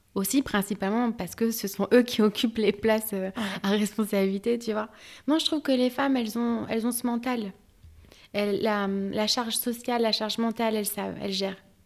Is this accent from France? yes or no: yes; France; also born or lived in Algeria (ancestry); je suis française, algérienne d'origine